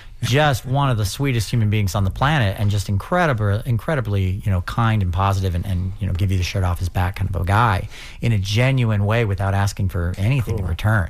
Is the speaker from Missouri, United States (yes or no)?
yes; St. Louis, Missouri, United States; now in St. Petersburg, United States; I'm from St. Louis, Missouri. I live in St. Petersburg now for the past couple of years.